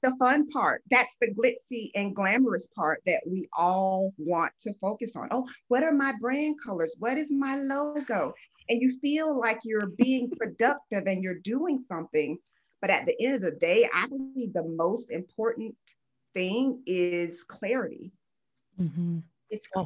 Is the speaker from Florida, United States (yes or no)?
yes; Fort Lauderdale, Florida, United States; I am originally from Fort Lauderdale, Florida. I actually was born to a teen mom